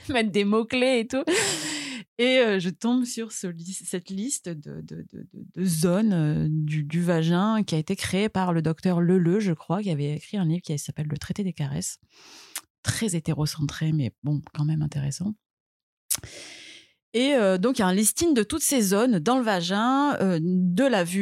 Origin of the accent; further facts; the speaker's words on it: Marseille, Provence-Alpes-Côte d'Azur, France; je suis née à Marseille, j'ai 37 ans, je suis maman aussi